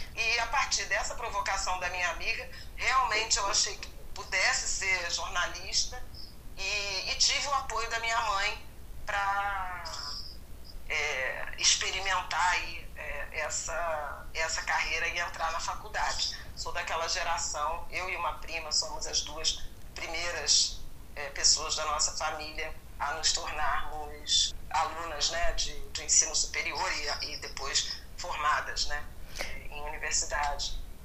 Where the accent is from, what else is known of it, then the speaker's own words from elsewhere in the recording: Rio de Janeiro, Brazil; antes eu tinha estudado em escolas municipais do bairro de Irajá, onde eu cresci